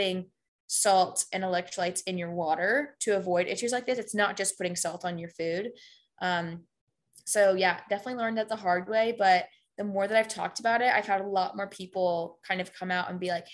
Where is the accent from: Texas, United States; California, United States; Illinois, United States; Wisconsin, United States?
Texas, United States; Houston; moved away as an adult; I'm from Houston